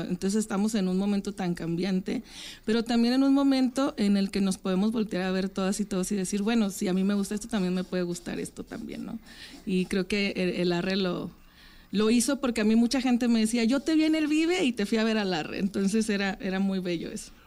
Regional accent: Francisco I. Madero, Coahuila, Mexico; moved away; yo soy de Francisco y Madero, en Coahuila

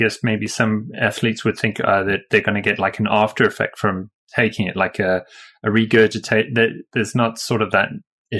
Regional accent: South Africa; now in United Kingdom; I'm from South Africa originally myself, even though I live in the UK now.

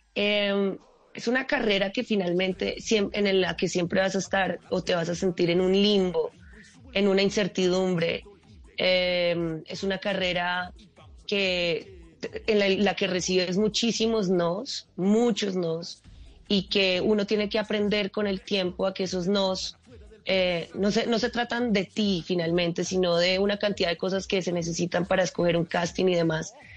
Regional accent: Manizales, Caldas, Colombia; moved away as an adult; also born or lived in Bogotá; yo soy de Manizales

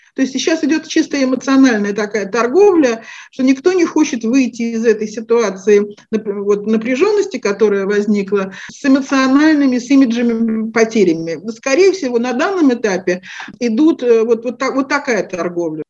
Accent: Moscow, Russia; moved away as an adult; now in Israel; Родилась в Москве, астрологией начала заниматься где-то так в конце 80-х годов

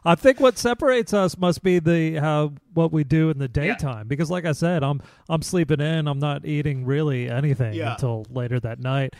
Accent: Kansas City, United States; moved away; I grew up in Kansas City where barbecue is king.

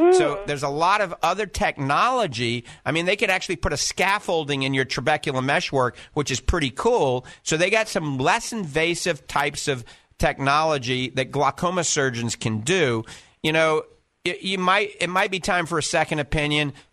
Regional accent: Clearwater, Florida, United States; You know, it's just a hop, skip, and a jump from where we're from Clearwater.

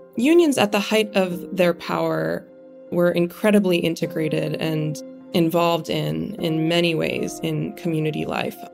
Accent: Western Pennsylvania, United States; growing up in Western Pennsylvania

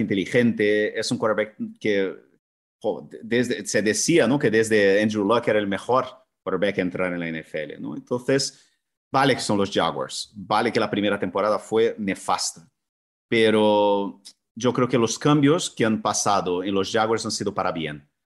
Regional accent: Brazil; now in Spain; la cultura de donde vengo yo, que es, que es del fútbol brasileño

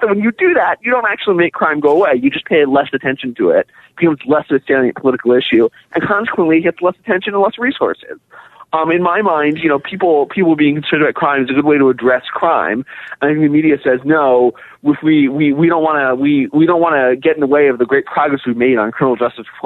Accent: Pittsburgh, Pennsylvania, United States; I'm from Pittsburgh

